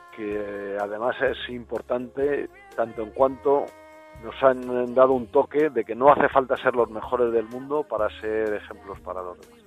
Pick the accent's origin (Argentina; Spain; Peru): Spain; somos los españoles